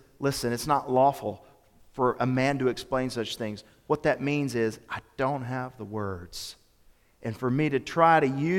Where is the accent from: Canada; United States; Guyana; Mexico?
United States; Memphis, Tennessee; My youth minister, growing up in Memphis, is a fellow by the name of Phil Newberry